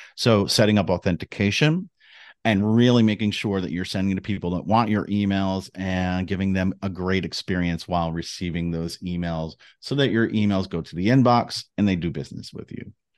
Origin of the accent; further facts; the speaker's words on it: New Jersey, United States; growing up in New Jersey